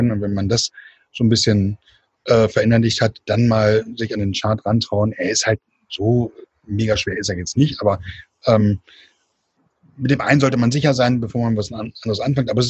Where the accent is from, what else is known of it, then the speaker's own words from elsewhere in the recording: Hannover, Lower Saxony, Germany; Äh, bin öfters super gerne in Hannover, in meiner alten Heimat